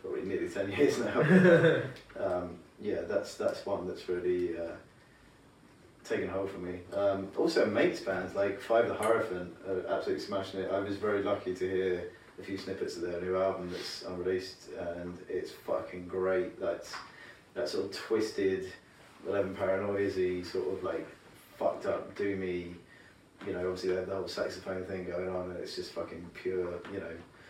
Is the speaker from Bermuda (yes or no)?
no; England, United Kingdom; I'm an English person